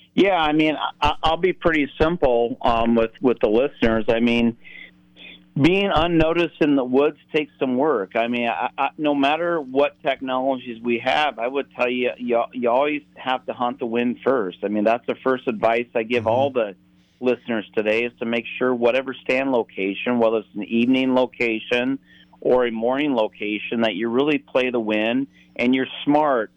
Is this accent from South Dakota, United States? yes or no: yes; South Dakota, United States; I grew up in the the Central Plains in a farming community in South Dakota